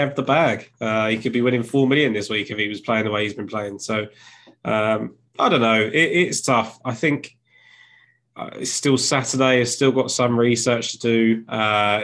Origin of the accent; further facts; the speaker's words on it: England, United Kingdom; I'm English